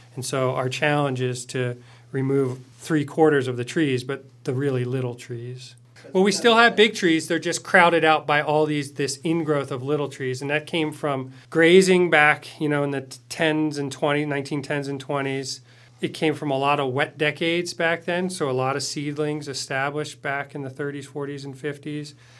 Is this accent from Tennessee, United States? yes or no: no; outside of Philadelphia, Pennsylvania, United States; moved away as an adult; also born or lived in Oregon / Warm Springs Reservation; I grew up outside of Philadelphia and came west to study forestry at O S U